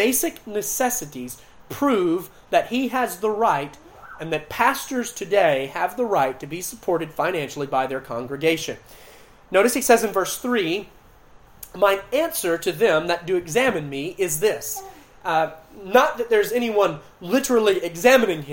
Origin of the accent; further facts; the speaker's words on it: Clayton County, Georgia, United States; I grew up in Clinton County, Georgia, about 15 minutes from World Changers